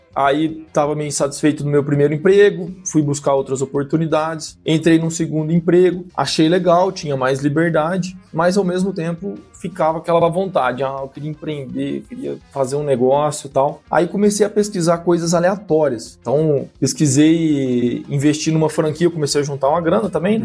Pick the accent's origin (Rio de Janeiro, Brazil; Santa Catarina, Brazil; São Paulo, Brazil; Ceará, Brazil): São Paulo, Brazil; São José do Rio Preto; also born or lived in Viçosa, Minas Gerais; Sou aqui do interior de São Paulo, noroeste aqui do estado, São José do Rio Preto.